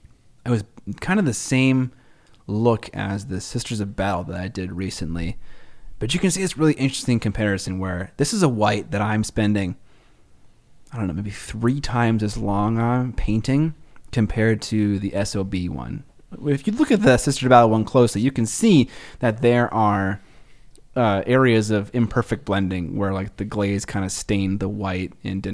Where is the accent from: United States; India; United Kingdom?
United Kingdom; Well, I'm British.